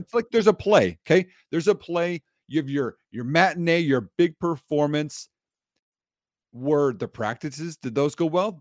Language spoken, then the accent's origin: English; Wisconsin, United States; I'm from Wisconsin